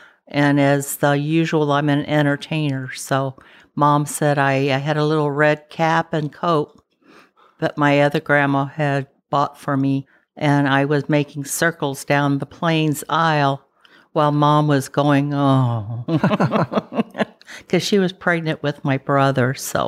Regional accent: Bavaria, Germany; born there; I was born over in Germany in the Bavarian Alps in a castle.

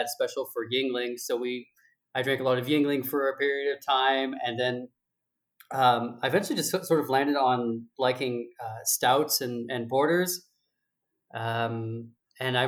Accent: Southern California, United States; moved away as an adult; now in New York City, United States; I'm originally from Southern California

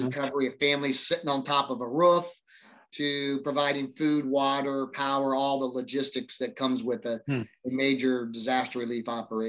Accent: Kokomo, Indiana, United States; I was born and raised here in Central Indiana, grew up actually in Kokomo.

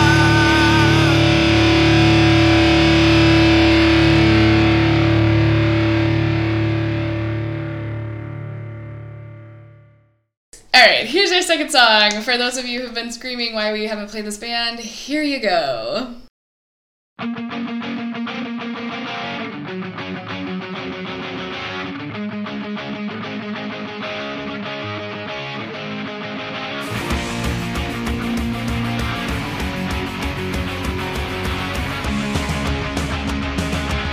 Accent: Missouri, United States; Growing up in Missouri, the music that we had access to, a fair amount of punk, sure, but like it was mostly country and then top 40.

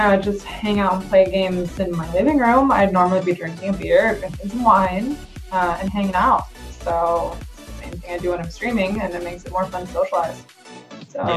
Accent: California, United States; I'm from California

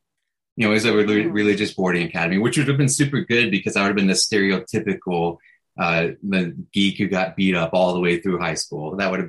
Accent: Chattanooga, Tennessee, United States; moved away as an adult; now in San Francisco, United States; I'm originally from Tennessee, Chattanooga, Tennessee.

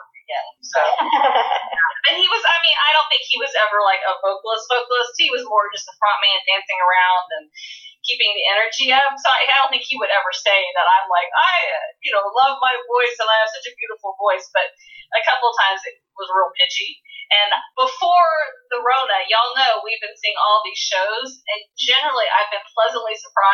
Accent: United States; as an American

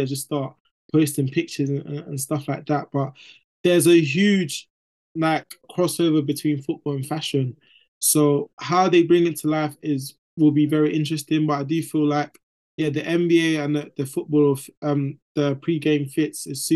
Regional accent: London, United Kingdom; I'm from East London

